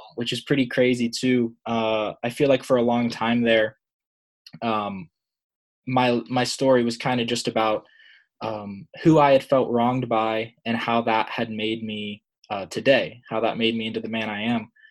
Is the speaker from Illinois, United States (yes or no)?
no; Pittsburgh, Pennsylvania, United States; I'm from Pittsburgh, Pennsylvania